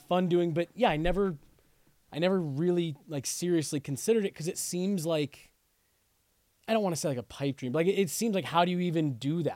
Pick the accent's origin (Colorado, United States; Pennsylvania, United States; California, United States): Colorado, United States; Denver; also born or lived in New Mexico; we moved here when I was two